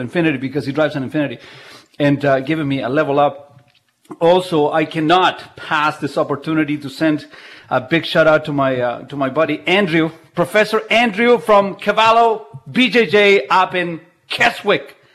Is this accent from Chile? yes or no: yes; Chile; English is a second language; now in Canada; I was born in Chile, so I have Chilean heritage.